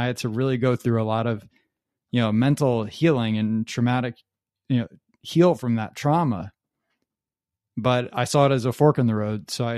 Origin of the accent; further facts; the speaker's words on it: Metuchen, New Jersey, United States; I grew up in Metuchen, New Jersey, and I'm 33 years old now